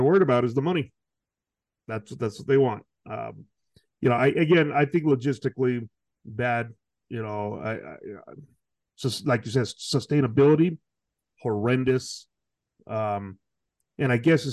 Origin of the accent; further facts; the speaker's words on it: California, United States; growing up in California